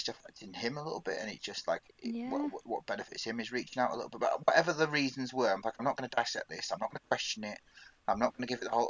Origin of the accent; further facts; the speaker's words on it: Leeds, Yorkshire and the Humber, United Kingdom; also born or lived in Manchester; Now I'm from Leeds, my mum's from Leeds, we're all Leeds